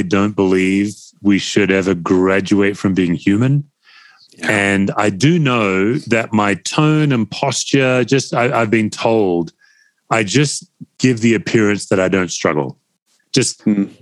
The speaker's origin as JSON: {"language": "English", "country": "Australia", "said": "being an Aussie. You know, Aussies, we come from English stock."}